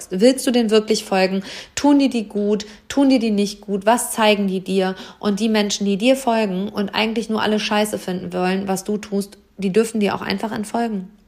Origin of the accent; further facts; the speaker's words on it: Hameln, Lower Saxony, Germany; Und am Freitag ist hier in Hammel, meiner Heimatstadt, die Lesung mit Britta Buchholz